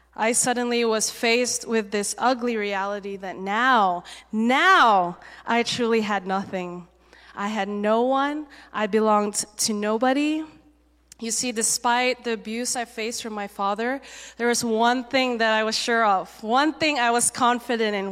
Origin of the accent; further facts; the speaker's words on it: Malaysia; moved away as an adult; also born or lived in Singapore; now in United States; I was born in Singapore, um, but I grew up mainly in Malaysia